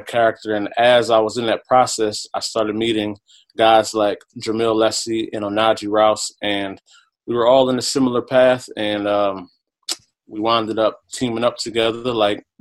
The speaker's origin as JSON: {"language": "English", "town": "Philadelphia", "region": "Pennsylvania", "country": "United States", "moved": "yes", "lives_now": "Central New Jersey, United States", "said": "I am from Philadelphia, Pennsylvania. I now live in Central New Jersey"}